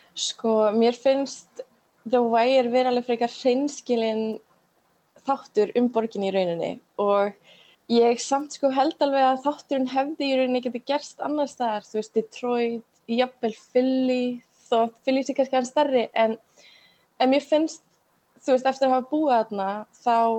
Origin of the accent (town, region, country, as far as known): Iceland; moved away as an adult; also born or lived in Baltimore, United States